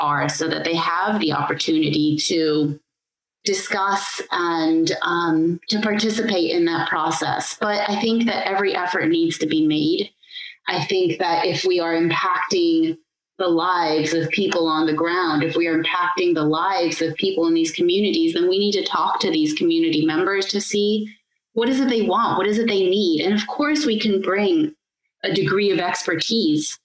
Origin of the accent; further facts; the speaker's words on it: United States; moved away; I hail from America and that's where I studied urban planning